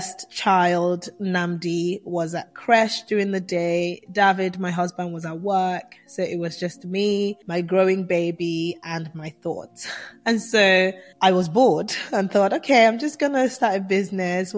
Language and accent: English; Nigeria; moved away; also born or lived in England; I'm Nigerian born, Nigerian raised, well, half Nigerian raised, half England raised, and I went through all of my teenage years in Nigeria